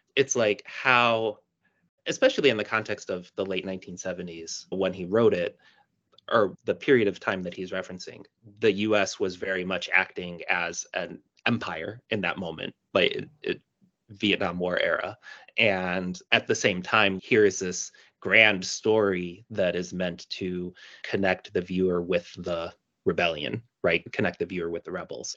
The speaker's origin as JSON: {"language": "English", "town": "Chicago", "region": "Illinois", "country": "United States", "tie": "born or raised there", "said": "I'm born and raised in Chicago"}